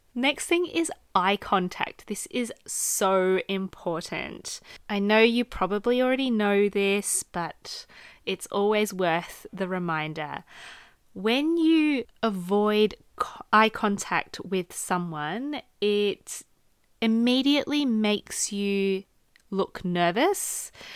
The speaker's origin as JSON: {"language": "English", "country": "Australia", "accent": "Australian", "said": "I am Australian, so my natural inflections, just based on my accent"}